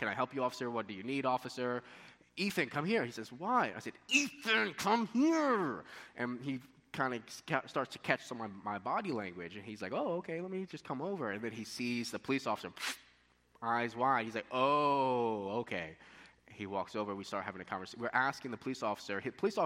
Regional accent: United States; moved away

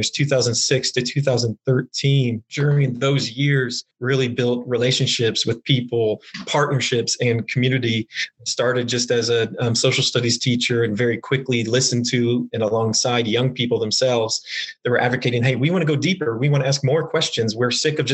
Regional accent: Wichita, Kansas, United States; Born and raised in Wichita, went to KU as an undergraduate

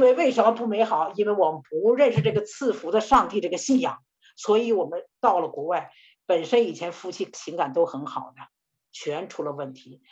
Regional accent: China; 我们中国人

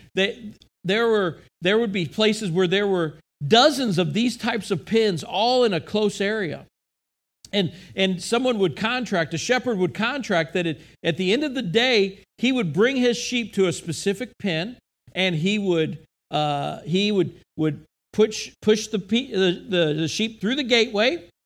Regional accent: United States; as an American, as a person living in modern day time

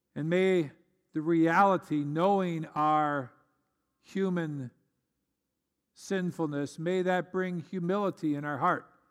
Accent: United States; as an American

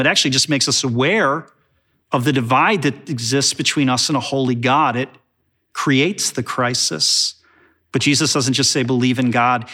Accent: Chicago, Illinois, United States; growing up in Chicago

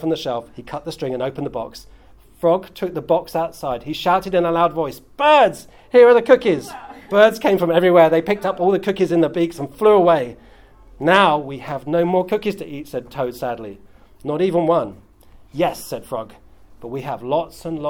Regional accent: United Kingdom; as a British person

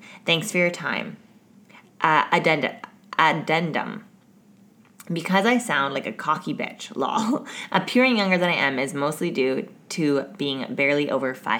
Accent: the South, United States; I'm from the South

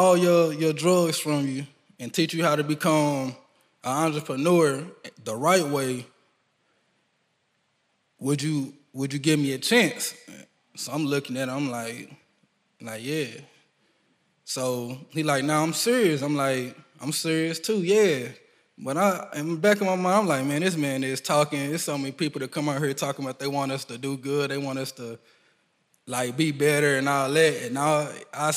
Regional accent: United States; I grew up in Mechanicsville and Ridgebrook

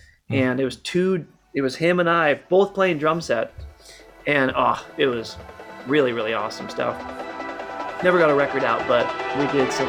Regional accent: Seattle, Washington, United States; And we've been partnered in music for a really long time, growing up in Seattle.

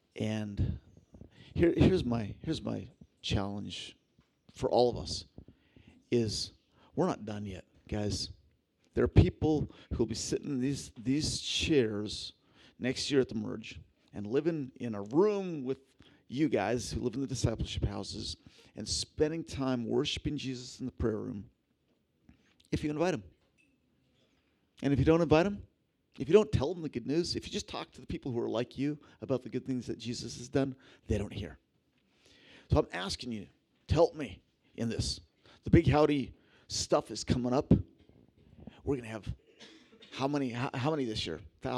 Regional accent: Philippines; she's going to the tribal group that I grew up with in the Philippines.

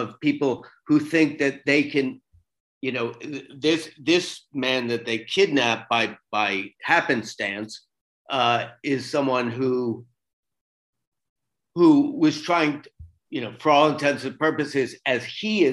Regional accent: Florida, United States; moved away as an adult; also born or lived in New York City; I grew up in Florida, but I spent most of my adult life in New York City

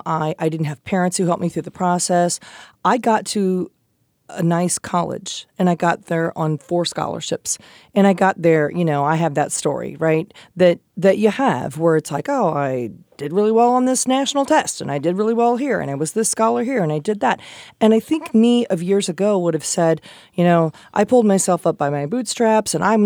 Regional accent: Midwest, United States; Because I was a white girl, because I was pleasant, because I'm like from the Midwest

